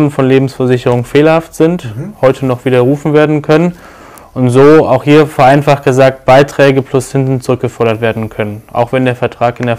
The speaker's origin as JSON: {"language": "German", "town": "Düsseldorf", "region": "North Rhine-Westphalia", "country": "Germany", "tie": "born there", "lives_now": "Cologne, Germany", "said": "31 Jahre alt, gebürtiger Düsseldorfer heute in Köln."}